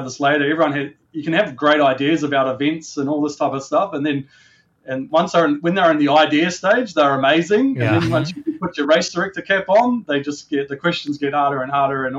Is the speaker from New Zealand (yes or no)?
yes; New Zealand; moved away as an adult; also born or lived in Auckland, New Zealand; now in Australia; I'm a Kiwi by birth and an Australian by adulthood, I guess you would say. So I'm dual citizen. I was born in New Zealand. And some of my early days in Auckland